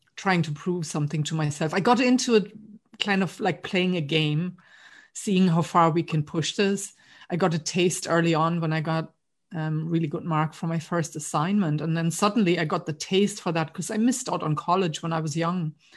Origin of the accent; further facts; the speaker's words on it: East Germany, Germany; moved away as an adult; now in Ireland; I grew up in East Germany. So I grew up behind the wall.